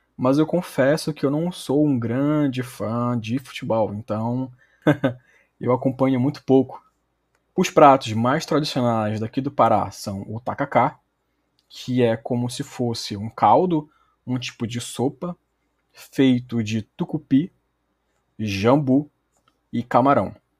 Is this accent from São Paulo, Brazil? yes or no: no; Belém, Pará, Brazil; accent: paraense; also born or lived in Belarus; Eu sou originalmente de Belém do Pará mesmo, nasci na capital, mas já morei em outros lugares no Brasil